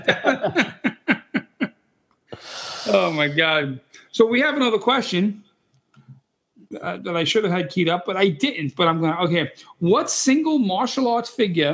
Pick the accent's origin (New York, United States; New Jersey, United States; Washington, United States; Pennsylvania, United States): New York, United States; New York City; I'm an Italian kid from Brooklyn. I'm half Irish, half Italian from Brooklyn.